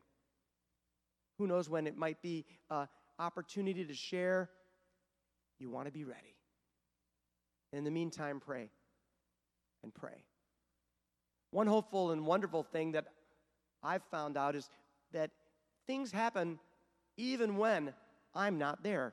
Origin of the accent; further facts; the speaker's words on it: Michigan, United States; Growing up in Michigan